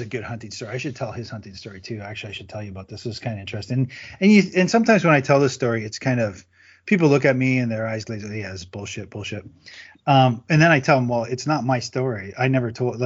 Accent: near Windsor, Ontario, Canada; I grew up in Canada, and I grew up, you know, near Windsor, Ontario, Detroit, Windsor border.

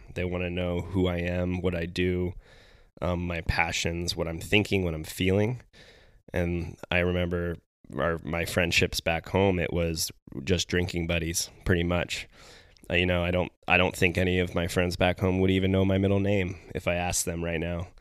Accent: Carlsbad, California, United States; moved away as an adult; also born or lived in Arizona; now in Bend, Oregon, United States; We grew up in Carlsbad together

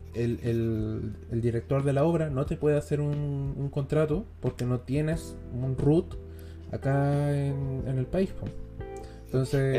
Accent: Chile; soy chileno

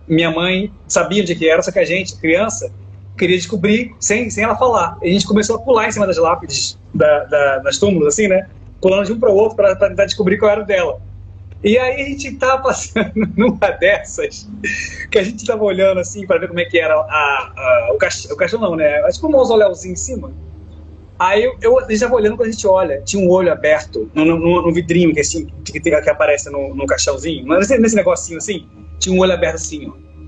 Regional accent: Northeast Region, Brazil; moved away; estava lá no Nordeste, né, onde eu nasci

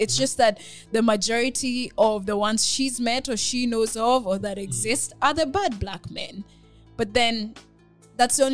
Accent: Kenya; moved away; I'll say as a Kenyan

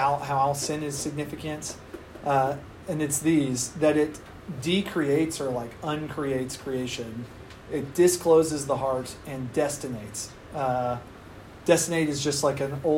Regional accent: Kentucky, United States; my home state of Kentucky

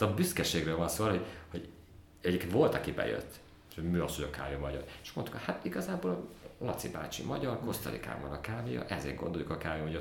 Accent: Tokaj-Hegyalja, Borsod-Abaúj-Zemplén, Hungary; én Tokajhegy származású vagyok

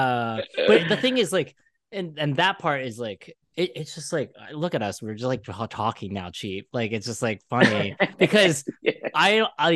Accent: Philadelphia, Pennsylvania, United States; I'm from Philly

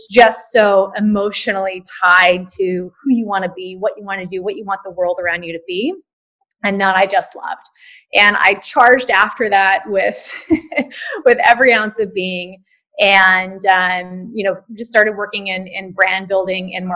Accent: Hawaii, United States; moved away; also born or lived in New York; I grew up in Hawaii, which is a very different place to grow up than most of the US

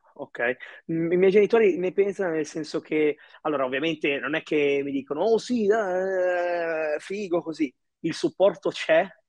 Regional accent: Italy; also born or lived in Egypt; io sono nato in Egitto, all'età tipo di nove mesi circa, non so, io ho imparato a camminare qua in Italia

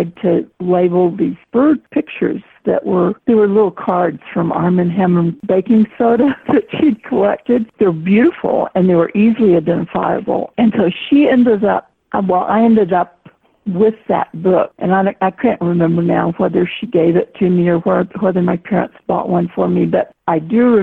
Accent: Austin, Texas, United States; moved away; also born or lived in California / Vermont / Arizona; I was born in Austin, Texas

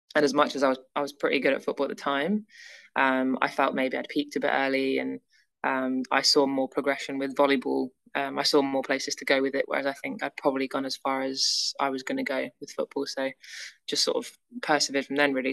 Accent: near Manchester, North West England, United Kingdom; also born or lived in Leeds; growing up near Manchester

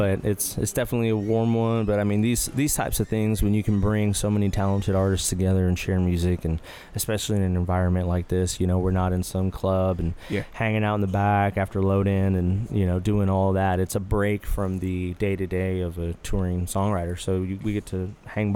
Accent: Rio Grande Valley, Texas, United States; I was born and raised in the Rio Grande Valley, down by Mexico

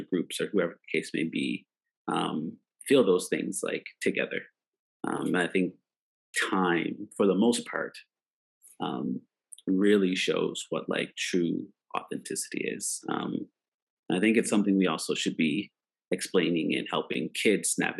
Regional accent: Preston, Nova Scotia, Canada; a black kid growing up in Preston, Nova Scotia, Canada

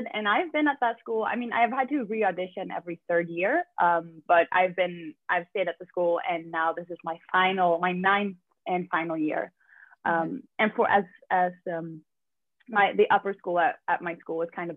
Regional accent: Stockholm, Stockholm County, Sweden; I'm from Sweden. I'm from Stockholm.

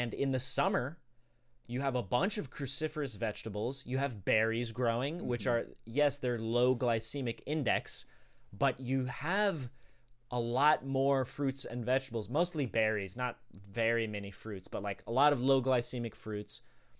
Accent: Sweden; I was born in Sweden.

